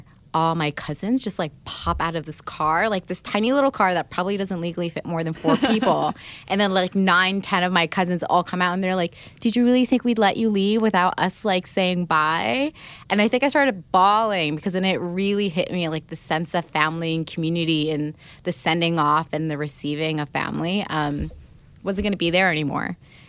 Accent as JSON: {"language": "English", "town": "Alexandria", "region": "Alexandria Governorate", "country": "Egypt", "said": "when I moved away from Egypt. I remember we had, like, a super early flight out of Cairo, so we had to leave Alexandria."}